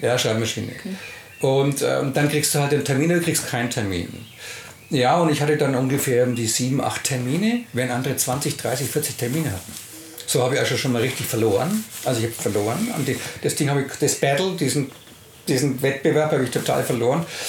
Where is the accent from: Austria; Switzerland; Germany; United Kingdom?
Germany; Nuremberg, Bavaria; wir kommen ja aus Nürnberg